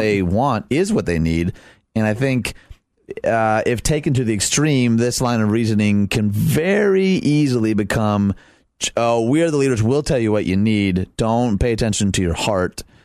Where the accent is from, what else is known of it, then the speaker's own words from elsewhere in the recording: Detroit, Michigan, United States; I grew up in Detroit